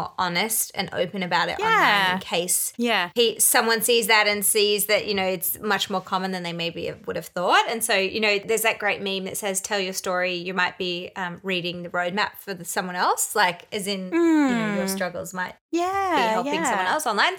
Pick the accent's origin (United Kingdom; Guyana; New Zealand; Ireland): New Zealand; moved away; So I go back to New Zealand every year mostly because I am a Kiwi. I have a Kiwi passport